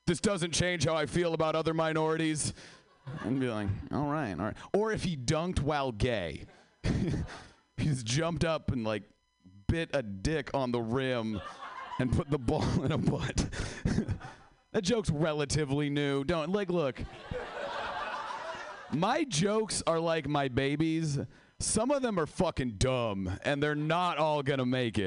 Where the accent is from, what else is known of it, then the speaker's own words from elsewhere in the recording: Seattle, Washington, United States; I am from Seattle